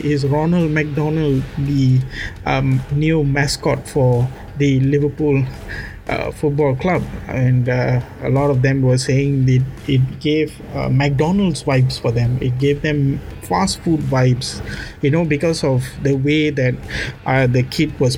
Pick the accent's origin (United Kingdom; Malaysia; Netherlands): Malaysia; I'm Malaysian, so us Malaysians, since I'm an Indian, I used to go to Batu Caves.